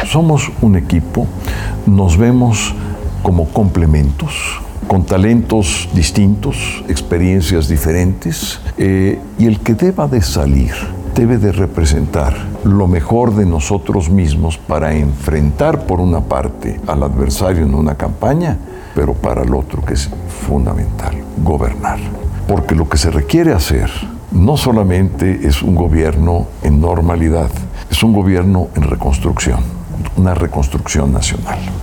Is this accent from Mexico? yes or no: yes; Mexico; soy mexicano